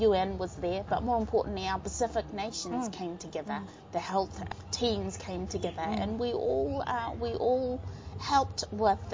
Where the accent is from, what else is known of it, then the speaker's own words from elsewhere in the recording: Vanuatu; moved away as an adult; now in Dunedin, New Zealand; I grew up in Vanuatu